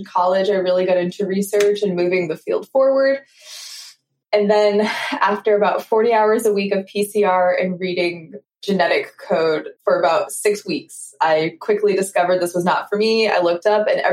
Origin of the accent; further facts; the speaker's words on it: Maine, United States; moved away as an adult; also born or lived in Rockville, Maryland; now in Baltimore, United States; I grew up in Maine